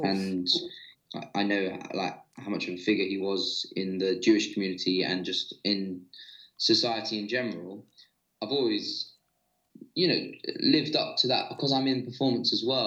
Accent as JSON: {"language": "English", "region": "London", "country": "United Kingdom", "tie": "born or raised there", "said": "as a kid growing up in London"}